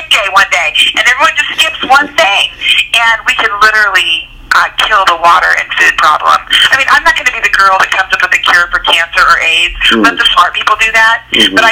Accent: United States; I'm from America

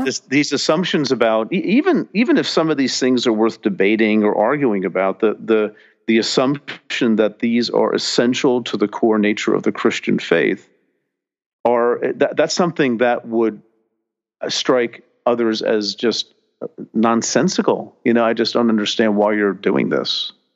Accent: New Jersey, United States; growing up in New Jersey

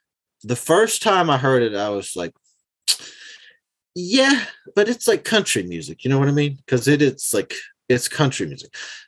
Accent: the South, United States; because I'm from the South, I've always been kind of hesitant to do anything that sounded like country music and sing in like my accent.

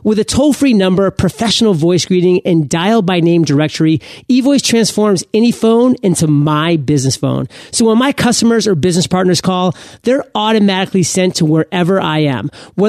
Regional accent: Maine, United States; Hey, I'm from Maine. I'm one generation removed from Canada.

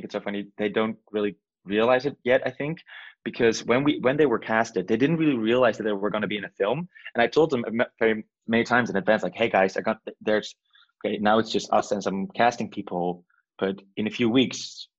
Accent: Nijmegen, Gelderland, Netherlands; The town is called Nijmegen. It's kind of like a mediocre small city in the east side of the country

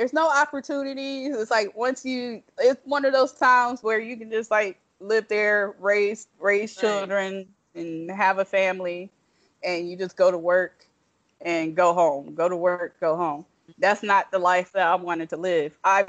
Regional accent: Toledo, Ohio, United States; moved away; also born or lived in Detroit, Michigan; The part of Ohio I'm actually from is Toledo.

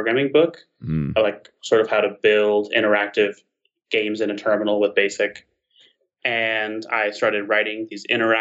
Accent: Alabama Gulf Coast, United States; I grew up on the Alabama Gulf Coast

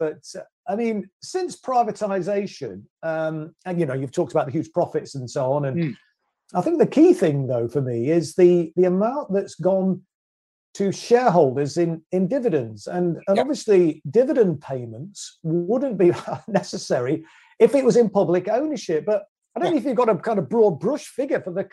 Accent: Derby, East Midlands, United Kingdom; my hometown of Derby back in 1971

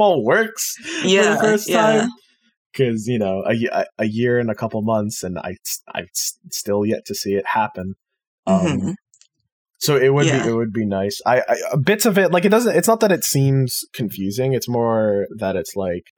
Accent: Canada; also born or lived in Ontario; I'm Canadian and I live in Ontario

